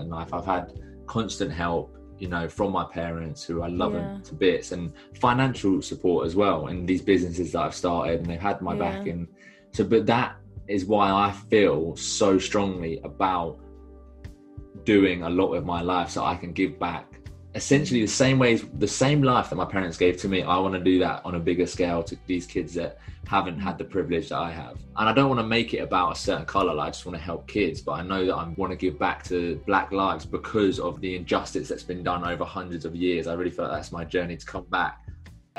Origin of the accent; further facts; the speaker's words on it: Rickmansworth, East of England, United Kingdom; It was actually outside Watford. It's a small town called Rickmansworth.